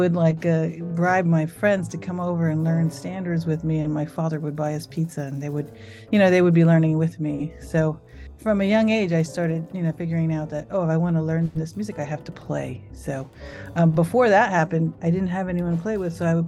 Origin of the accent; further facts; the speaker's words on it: Phoenix, Arizona, United States; moved away as an adult; now in New York City, United States; Originally, I'm from Phoenix, Arizona, and I moved to New York City in 1995 and have been here ever since.